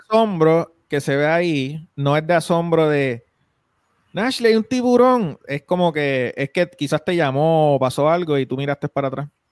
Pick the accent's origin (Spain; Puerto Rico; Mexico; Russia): Puerto Rico; Isabela; yo soy de Isabela